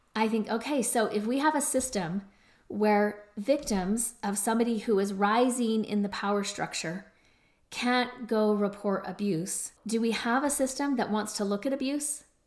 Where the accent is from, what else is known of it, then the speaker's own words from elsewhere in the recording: Utah, United States; my home state of Utah